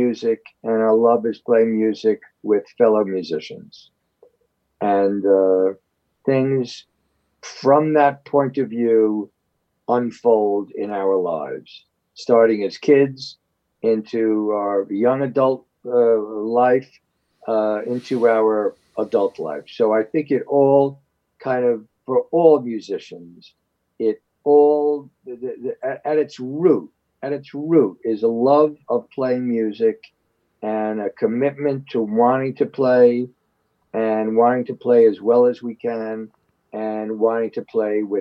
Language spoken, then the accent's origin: English; New York City, New York, United States; I was born and raised in the Upper West Side